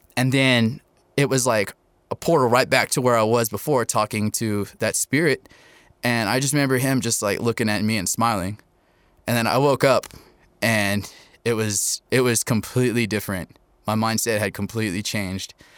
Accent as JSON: {"language": "English", "town": "Topeka", "region": "Kansas", "country": "United States", "tie": "born or raised there", "moved": "as an adult", "lives_now": "Albuquerque, United States", "said": "I was raised in Topeka, Kansas, now living in Albuquerque in the 505"}